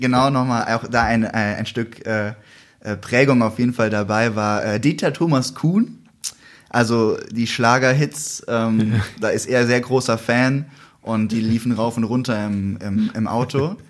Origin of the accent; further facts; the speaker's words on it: Wiesbaden, Hesse, Germany; Da kam ich in meiner Heimatstadt